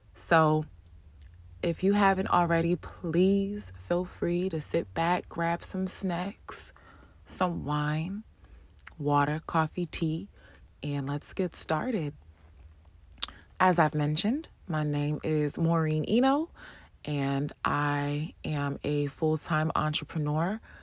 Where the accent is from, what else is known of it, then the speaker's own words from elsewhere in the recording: East Orange, New Jersey, United States; grew up in New Jersey, born and raised in New Jersey, specifically um, Orange, East Orange, Essex County